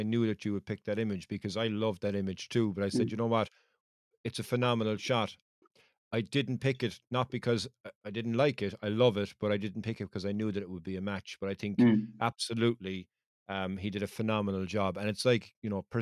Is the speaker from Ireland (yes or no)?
yes; Cork, Munster, Ireland; I'm from Cork